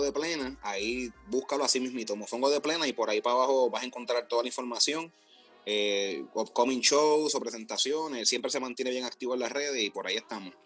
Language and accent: Spanish; Puerto Rico; moved away as an adult; now in United States; yo vine de Puerto Rico